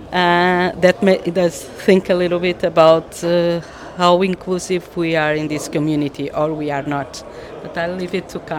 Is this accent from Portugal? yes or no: yes; Portugal; English is a second language; I'm, uh, I, am i am from Portugal.